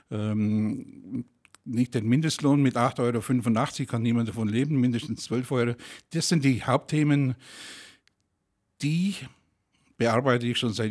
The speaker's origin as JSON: {"language": "German", "region": "Ulm area", "country": "Germany", "lives_now": "Senden, Germany", "said": "Ich komme aus der Ulmer Gegend, wohne ja auch dort in Senden. Ähm, ich komme aber aus Altersried, ich bin also ein altes Rieder sozusagen"}